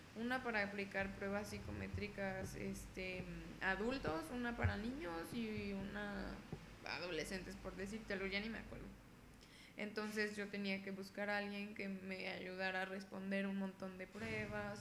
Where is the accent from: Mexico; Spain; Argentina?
Mexico